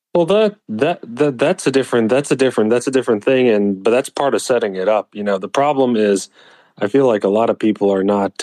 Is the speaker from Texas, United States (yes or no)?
yes; Texas, United States; moved away; I'm primarily from Texas